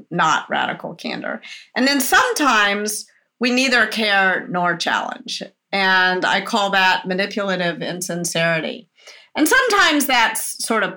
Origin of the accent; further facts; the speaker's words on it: the South, United States; I was brought up in the South as a woman, or as a girl, I guess, when I was a child